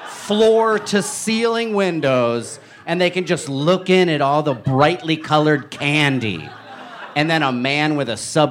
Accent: New Jersey, United States; I'm from Jersey. I say Utz.

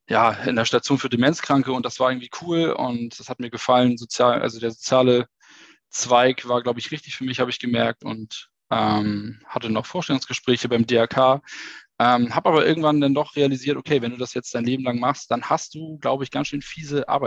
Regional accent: Schleswig-Holstein, Germany; born there; now in Hamburg, Germany; ich bin 33 Jahre alt, äh, geboren in Schleswig-Holstein und lebe seit zehn Jahren in Hamburg

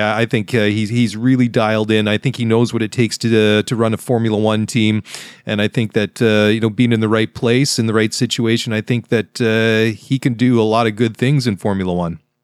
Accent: Vancouver, British Columbia, Canada; my hometown of Vancouver

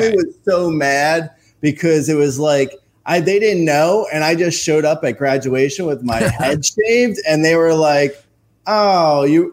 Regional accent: Union County, New Jersey, United States; I grew up in um, a little uh, county called Union

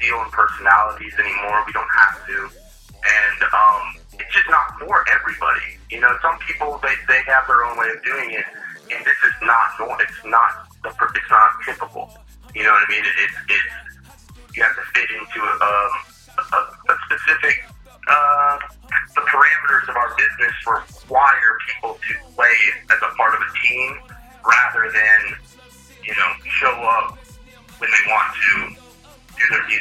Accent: Carrollton, Texas, United States; I grew up in Carrollton, like Farmers Branch area.

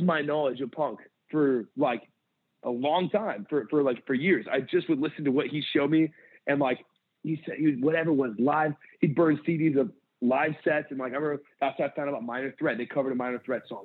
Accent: San Pedro, California, United States; also born or lived in Santa Cruz, California; I grew up in San Pedro, California, and uh, I I left there. I just turned 18

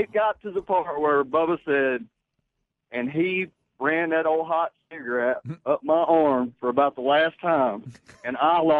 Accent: Scottsboro, Alabama, United States; I'm from Scottsboro, Alabama.

